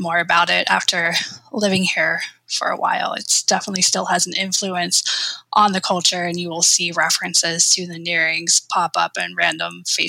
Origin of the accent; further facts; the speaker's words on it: Midwest, United States; moved away as an adult; also born or lived in Chicago; now in Maine, United States; my impressions as a Midwesterner about Northern New England, a place I've never visited before I moved here.